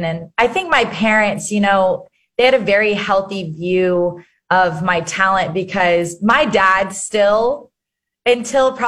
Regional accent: Arkansas, United States; I grew up in Arkansas

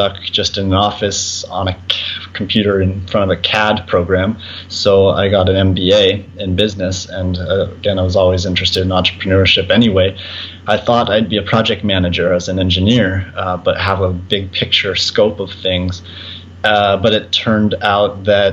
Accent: Colorado, United States; Born and raised in Colorado

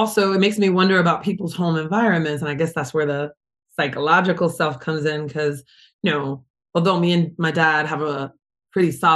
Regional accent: United States; also born or lived in New York; growing up as a Jersey, New York kid, you know, Britain Tunnel kid

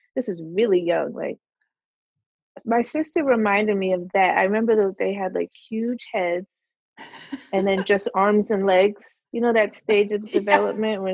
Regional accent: Orange, New Jersey, United States; also born or lived in Plainfield, New Jersey; I was born in Orange, New Jersey, so I haven't gone that far. Although we did live in Plainfield when I was really little

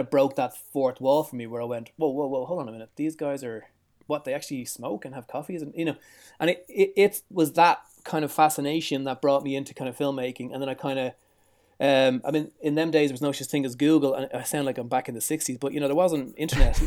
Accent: Dublin, Leinster, Ireland; I was born in Dublin, which is the capital city of Ireland. I was born in the south side

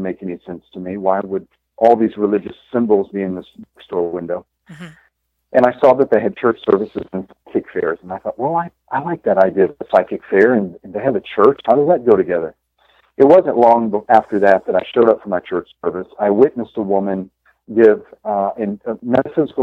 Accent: Texas, United States; moved away as an adult; also born or lived in New York City / South Florida; now in Fort Lauderdale, United States; I grew up in Texas.

